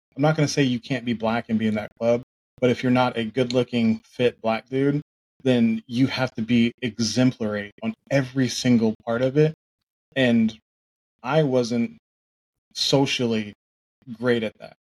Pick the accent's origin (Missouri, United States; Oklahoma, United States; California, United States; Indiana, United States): Oklahoma, United States; also born or lived in Tulsa; I grew up in Oklahoma